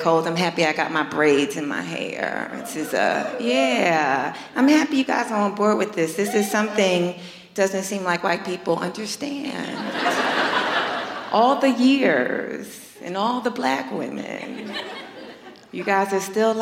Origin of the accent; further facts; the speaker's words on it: New York, United States; I'm born and raised in New York